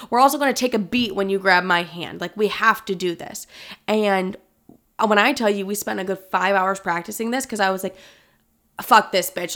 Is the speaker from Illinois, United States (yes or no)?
yes; thirty minutes from Chicago, Illinois, United States; also born or lived in California; I moved to Chicago, which is, like, literally thirty minutes away from my hometown